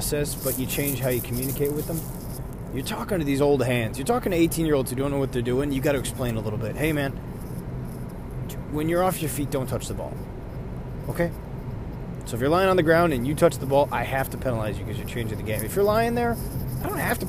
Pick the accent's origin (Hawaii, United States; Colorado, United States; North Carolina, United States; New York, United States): New York, United States; I'm from New York